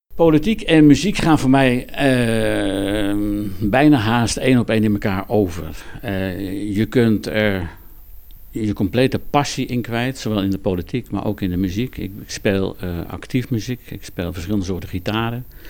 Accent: Wognum, North Holland, Netherlands; moved away as an adult; now in Overloon, Netherlands; ik ben van huis uit kom ik uit West-Friesland. Eh, ik ben geboren in Wochnum in Noord-Holland.

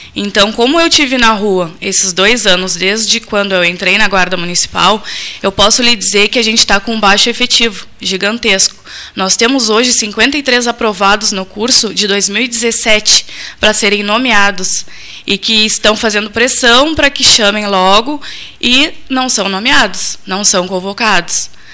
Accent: Pelotas, Rio Grande do Sul, Brazil; mas morei a vida inteira no Areal

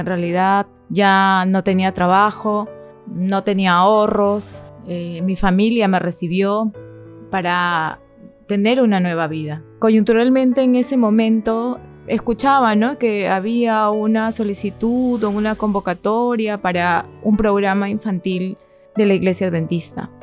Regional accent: Ica, Peru; moved away as an adult; now in Lima, Peru; yo soy de Ica, he estado trabajando y viviendo en Ica hasta el año 2020

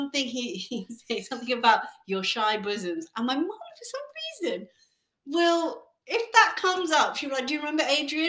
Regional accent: India; Guys, I'm Indian.

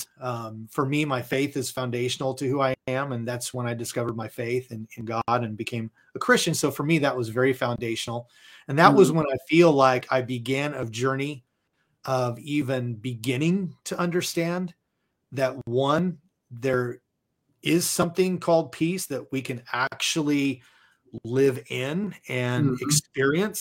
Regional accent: Southern California, United States; now in Dallas, United States; I was born and raised in Southern California

